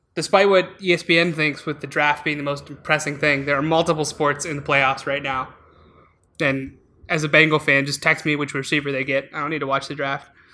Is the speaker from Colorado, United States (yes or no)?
no; Alaska, United States; now in Chicago, United States; we're both from Alaska